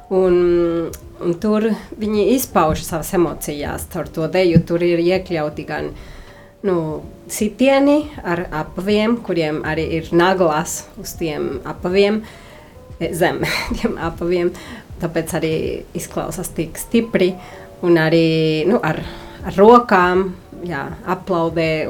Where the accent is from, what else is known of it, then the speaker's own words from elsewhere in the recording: Mexico; first language Spanish; Latvian is a second language; es pat esmu no Meksikas, un Meksikā, nu, nu, tas, tas nav no Meksikas šī ideja, bet uh, Meksikā arī, nu, pat cik mēs Meksikā runājam spāņu valodu